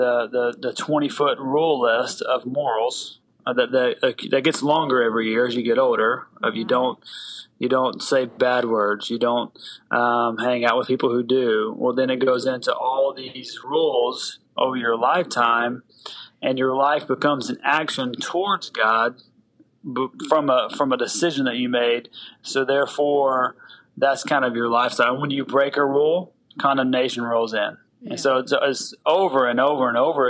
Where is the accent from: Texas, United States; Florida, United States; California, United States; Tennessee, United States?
Tennessee, United States; I do have an accent. I'm from the South. So I grew up in the South in Tennessee